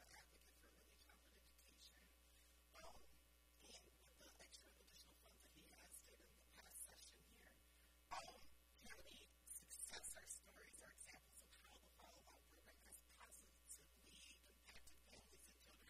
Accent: Minnesota, United States; I said, Minnesota

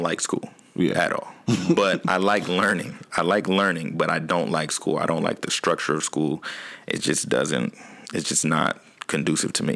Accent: Portland, Oregon, United States; Born and raised in Portland, Oregon.

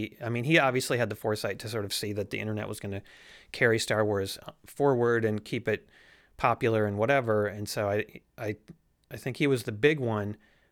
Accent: Madison, Wisconsin, United States; Yes. They're from Milwaukee, we're from Madison.

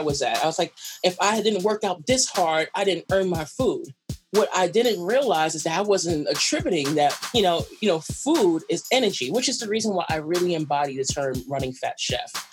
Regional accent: New York City, New York, United States; I'm a weird New Yorker. I'm a New Yorker to actually talk to people

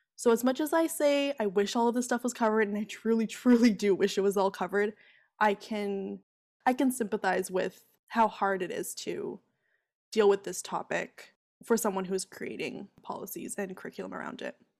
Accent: Ontario, Canada; I grew up in Ontario

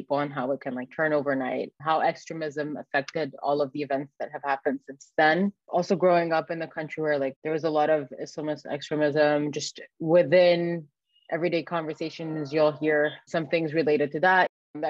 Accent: Egypt; moved away; also born or lived in Canada; I grew up in Egypt

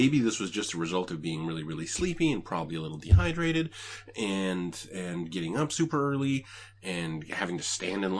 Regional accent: Canada; now I'm Canadian

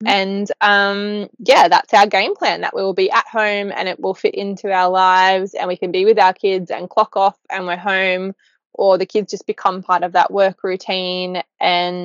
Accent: Newcastle, New South Wales, Australia; moved away as an adult; I'm from Newcastle originally

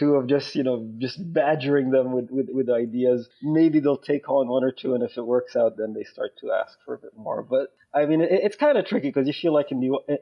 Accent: Saudi Arabia; now in Lausanne, Switzerland; I'm originally from Saudi Arabia, but I've been living in Switzerland for the past 21 years now.

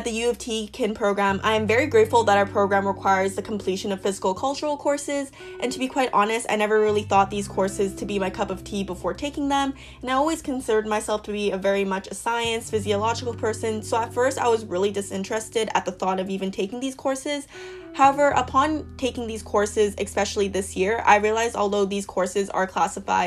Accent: Northwest Territories, Canada; now in Toronto, Canada; born and raised in the Northwest Territories

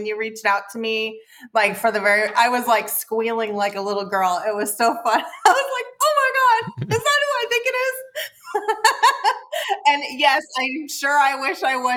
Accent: Midwest, United States; also born or lived in Seattle; now in Baja California, Mexico; I'm from the Midwest. My dad's a former salesman.

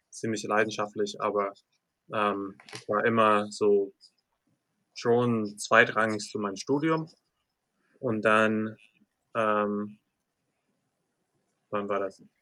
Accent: Pennsylvania, United States; now in Germany; geboren, aufgewachsen und ähm, ja, also deutscher Name kommt daher, weil viele Leute in, Pen in Pennsylvania haben deutsche Herkunft.

